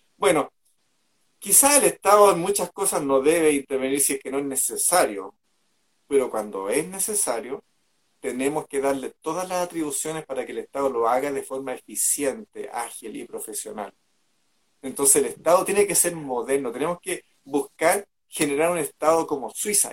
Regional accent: Chile

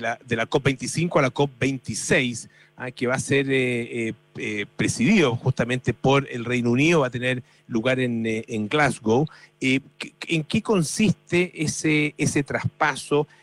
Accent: Chile; los chilenos siempre decimos que somos los ingleses de Latinoamérica

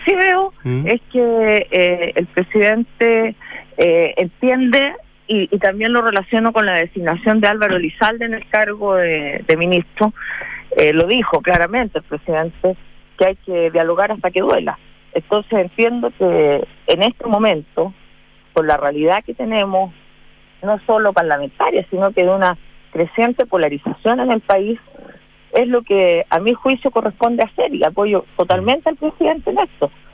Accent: Chile; como chilenos

